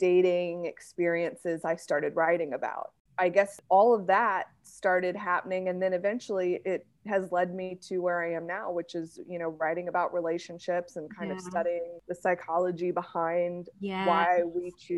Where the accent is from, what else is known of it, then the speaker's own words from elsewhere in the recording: United States; I'm married to a British man and I'm an American